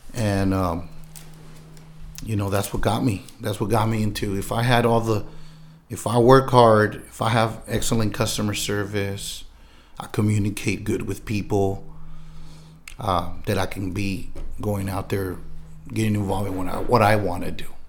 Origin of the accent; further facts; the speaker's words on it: San Diego, California, United States; I was born and raised in San Diego, California